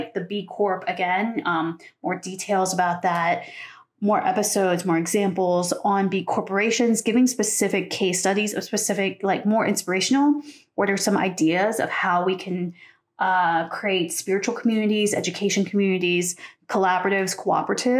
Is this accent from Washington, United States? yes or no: no; Pennsylvania, United States; where I grew up in Pennsylvania